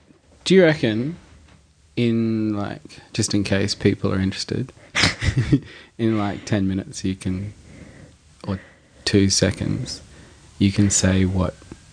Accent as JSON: {"language": "English", "town": "Darwin", "region": "Northern Territory", "country": "Australia", "tie": "born or raised there", "moved": "yes", "said": "Because in Darwin, where I grew up, it's not."}